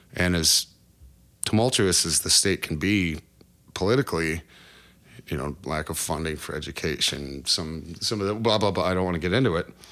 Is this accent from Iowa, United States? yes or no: yes; Cresco, Iowa, United States; moved away as an adult; now in Oklahoma, United States; I'm originally born in, uh, Cresco, Iowa, which is just about as far northeast Iowa as you can get